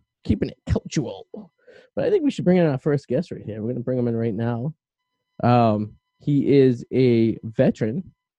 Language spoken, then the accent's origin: English; Boston, Massachusetts, United States; We're Bostonians